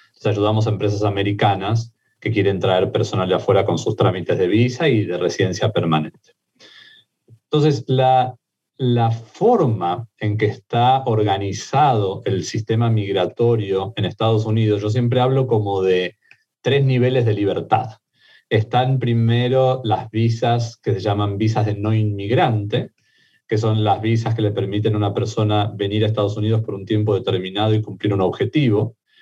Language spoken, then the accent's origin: Spanish; Argentina; accent: Argentine; also born or lived in Mexico; now in United States; mi acento argentino, pero viví en México varios años y me hice mexicano también